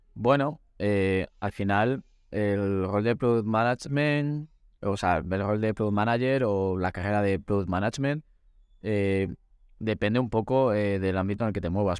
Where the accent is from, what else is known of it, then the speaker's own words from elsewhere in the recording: Valladolid, Castile and León, Spain; also born or lived in Segovia; yo soy un muchacho de Valladolid